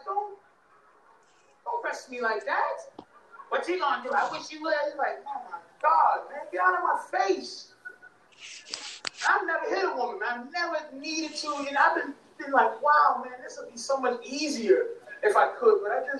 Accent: Boston, Massachusetts, United States; I'm from Boston, man. I got a PhD in white people, man. I grew up around them.

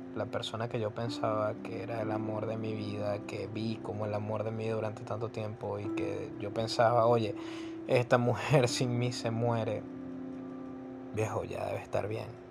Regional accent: Venezuela; yo soy de Venezuela

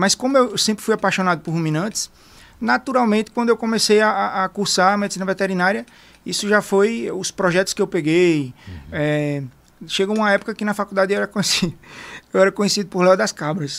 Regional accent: Arapiraca, Alagoas, Brazil; also born or lived in Ireland; eu sou de Arapiraca, Alagoas

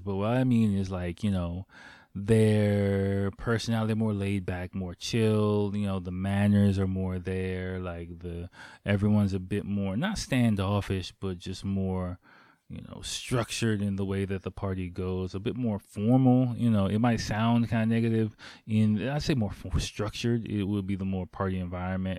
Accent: Washington, District of Columbia, United States; moved away as an adult; now in Tokyo, Japan; growing up in Washington, D C in, like, the early to mid-nineties

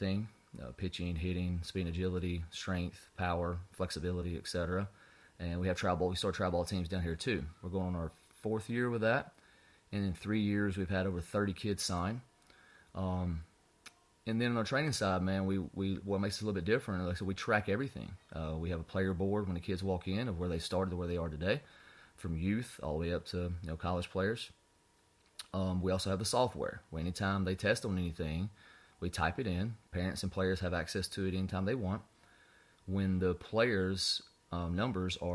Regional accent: North Alabama, United States; moved away as an adult; now in South Alabama, United States; born and raised in North Alabama

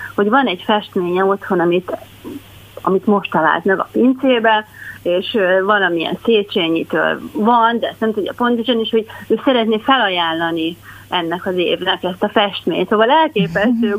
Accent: Hungary; kislányként azért én 1970-ben születtem, erősen a kommunista rendszer nyomása alatt, és hát nem volt azért olyan, nem voltak ezek a ez, ez, ez a Magyarországon a lét olyan nagyon vidám

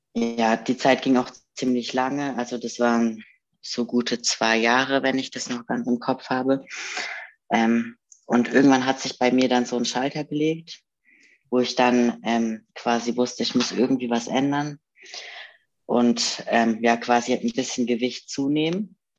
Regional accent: Karlsruhe, Baden-Württemberg, Germany; moved away; ich komme ja aus Karlsruhe ursprünglich

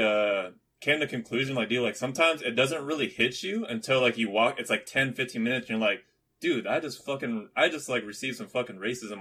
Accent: Philippines; I'm Filipino.

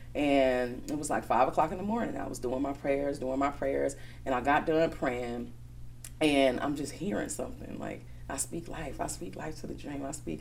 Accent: Milwaukee, Wisconsin, United States; also born or lived in Chicago; I was born in Chicago, but I've been here since I was about two years old. So Milwaukee is definitely home for me. Um, I went to Brown Deer from K five all the way up to graduation.

